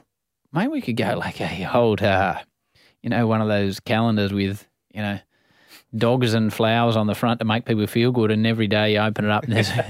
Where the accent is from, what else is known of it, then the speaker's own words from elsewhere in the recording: Australia; When I grew up in Australia